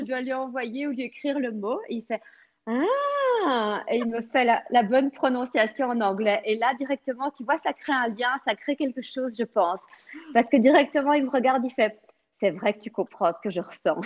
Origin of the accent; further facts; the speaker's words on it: Belgium; first language French; moved away as an adult; now in Florida, United States; je suis née en Belgique, donc mon père est français de Paris et ma maman est bruxelloise.